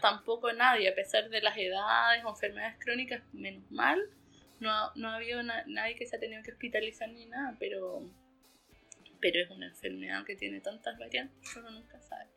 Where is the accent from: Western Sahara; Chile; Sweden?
Chile; Pucón, Araucanía; me volví a Pucón porque soy de Pucón